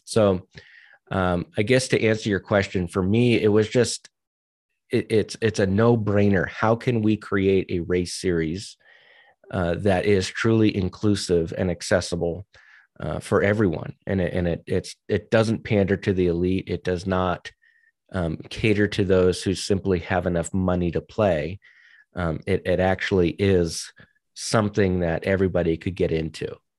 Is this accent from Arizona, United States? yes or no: no; New Hampshire, United States; also born or lived in Virginia / New England / Maryland; now in Colorado, United States; I'm from New Hampshire originally